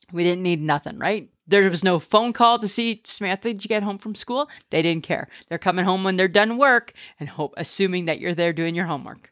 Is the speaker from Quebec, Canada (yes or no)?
no; Ontario, Canada; moved away; I'm from Ontario